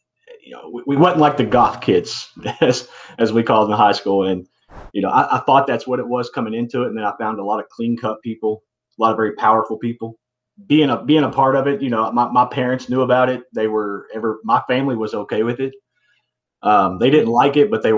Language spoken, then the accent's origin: English; Kentucky, United States; I'm from Kentucky. I was born and raised here, moved to a different city